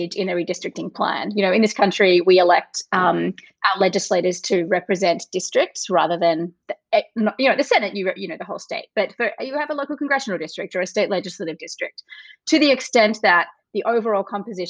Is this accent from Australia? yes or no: yes; Australia; accent: Australian; moved away as an adult; also born or lived in Chicago / Wisconsin / Massachusetts; now in United States; I grew up in Australia. I am now an American citizen.